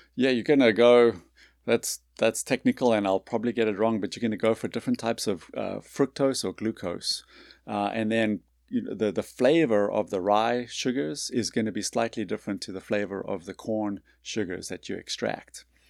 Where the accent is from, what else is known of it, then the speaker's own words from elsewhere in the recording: South Africa; moved away as an adult; also born or lived in North Carolina / New York City / Boston / Long Island, New York; now in Birmingham, United States; I grew up in South Africa